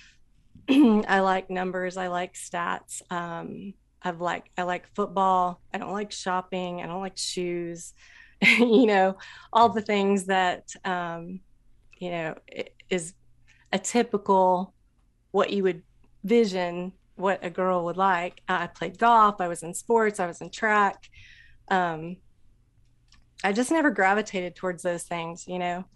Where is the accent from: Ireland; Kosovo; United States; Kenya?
United States; Anderson, Indiana; I grew up in Indiana, Anderson, Indiana